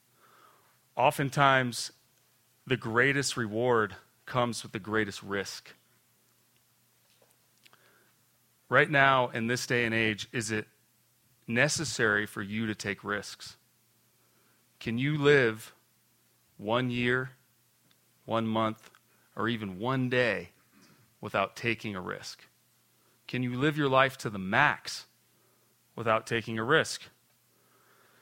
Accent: Aspen, Colorado, United States; I grew up here in Aspen, alumni of Aspen High School

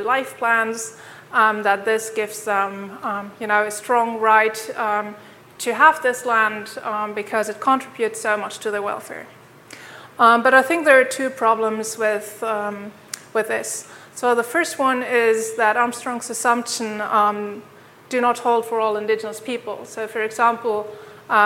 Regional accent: Germany; now in Tromsø, Norway; I'm originally from Germany

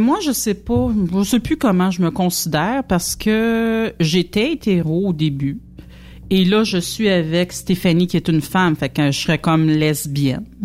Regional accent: Quebec, Canada; on vient du Québec puis on parle français, c'est pour ça qu'on a un drôle d'accent.

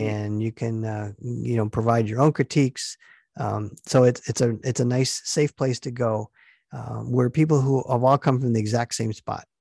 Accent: Stevens Point, Wisconsin, United States; born or raised there

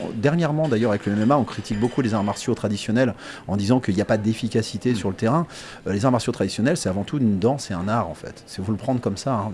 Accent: Les Ponts-de-Cé, Pays de la Loire, France; moi je suis angevin, je suis pont de CM même pour être exact

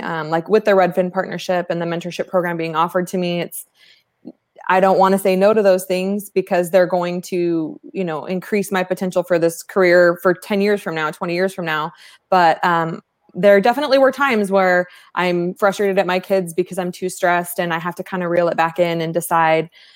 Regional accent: East Valley, Arizona, United States; Arizona native, one of the few, right? Born and raised in the East Valley

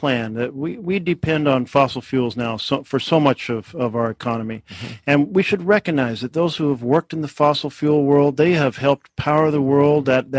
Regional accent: Oregon, United States; Well, in my home state of Oregon, you see the impact of the changing climate everywhere.

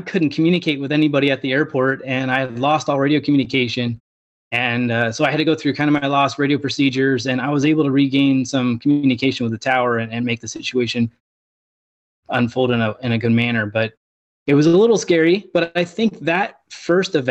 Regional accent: Southern California, United States; I was born and raised in Southern California

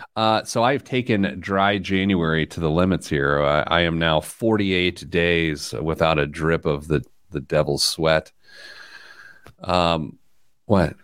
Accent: Midwest, United States; as a Midwesterner

